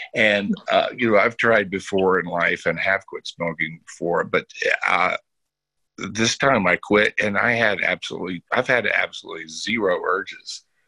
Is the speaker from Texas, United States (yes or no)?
yes; Bellaire, Texas, United States; I grew up in Texas, a Southern Baptist